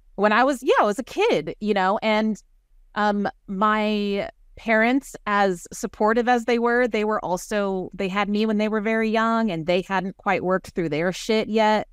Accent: Waco, Texas, United States; also born or lived in Northern California; I was raised in Waco, Texas, by a strong, opinionated feminist mom

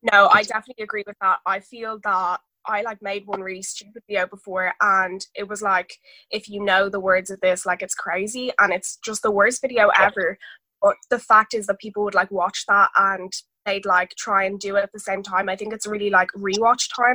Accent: Dublin, Leinster, Ireland; I'm 17, I'm nearly 18, and I'm from Dublin

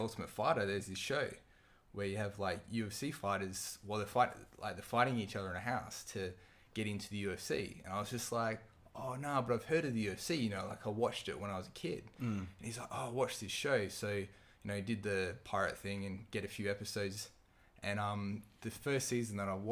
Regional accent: Perth, Western Australia, Australia; from Perth

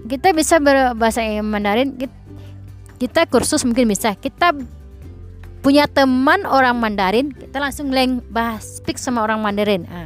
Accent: Padang, West Sumatra, Indonesia; mungkin kita kan orang Indonesia apalagi saya dari Padang Sumatera Barat dan Minangkabau kita tahu norma-norma pergaulan seperti apa

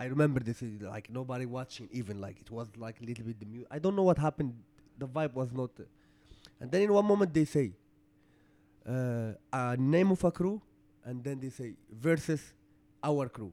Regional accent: Morocco

